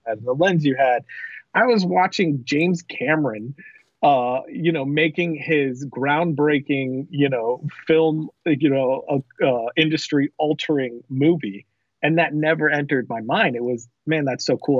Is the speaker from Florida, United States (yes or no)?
yes; South Florida, United States; moved away as an adult; also born or lived in Orlando, Florida; now in Texas, United States; I am from Florida. I grew up in uh, South Florida.